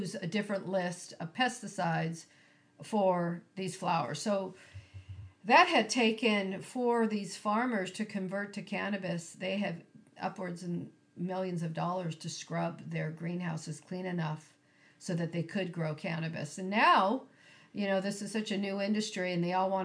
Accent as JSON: {"language": "English", "town": "Carpinteria", "region": "California", "country": "United States", "tie": "born or raised there", "said": "I grew up on Starpine Road"}